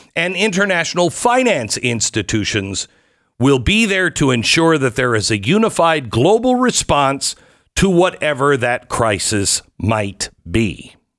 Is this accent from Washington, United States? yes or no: yes; Seattle, Washington, United States; now in Texas, United States; growing up in Seattle.